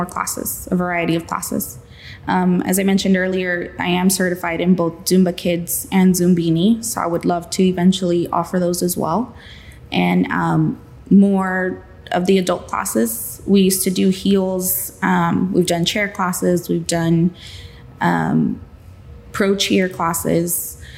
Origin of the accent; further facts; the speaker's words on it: Pearsall, Texas, United States; My hometown, I grew up here.